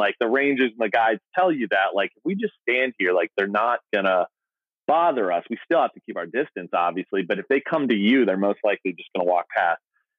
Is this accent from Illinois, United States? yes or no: no; Minnesota, United States; moved away as an adult; now in Los Angeles, United States; I grew up in Minnesota